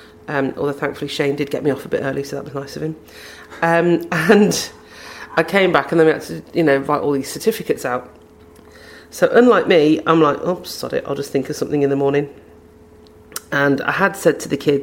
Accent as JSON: {"language": "English", "region": "England", "country": "United Kingdom", "said": "being from the UK, I'm a little more familiar with London. I'm not from London"}